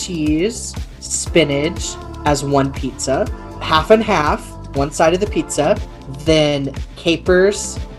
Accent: Walla Walla, Washington, United States; now in Salt Lake City, United States; I'm from wine country. My hometown, Walla Walla, is Columbia Valley

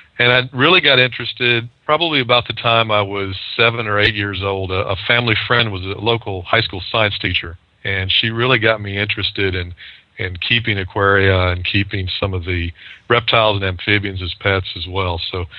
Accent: Alabama, United States; moved away; also born or lived in South Florida; I moved down to South Florida from my home state of Alabama and was working for an aquaculture firm working with food fish.

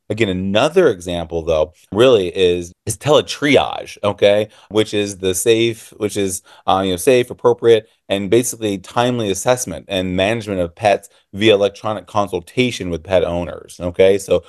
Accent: Illinois, United States; I am from Illinois. And so our laws are still, you need a client-patient relationship

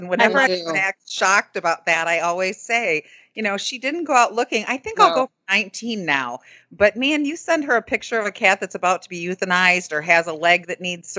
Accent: Northwest Ohio, United States; accent: Northwest Ohio; I'm closer to Toledo in Northwest Ohio

